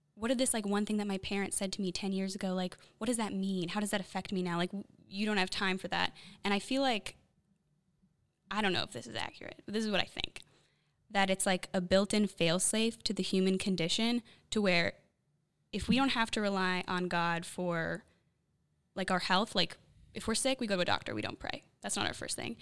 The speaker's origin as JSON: {"language": "English", "town": "Chicago", "region": "Illinois", "country": "United States", "moved": "yes", "said": "I'm from Chicago"}